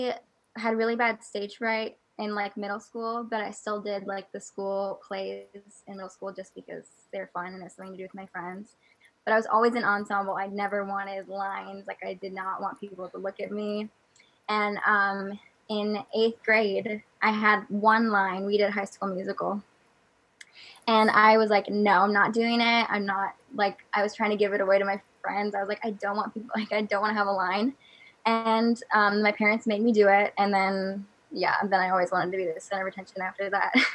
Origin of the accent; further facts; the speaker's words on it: Iowa, United States; I live in Iowa. I grew up here, still live here now